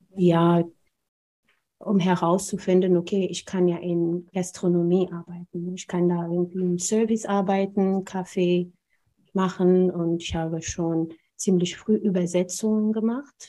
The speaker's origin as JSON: {"language": "German", "country": "Ethiopia", "tie": "born or raised there", "also_born_or_lived": "Braunschweig, Germany", "second_language": "German", "moved": "as an adult", "lives_now": "Germany", "said": "meiner Kindheit in Äthiopien"}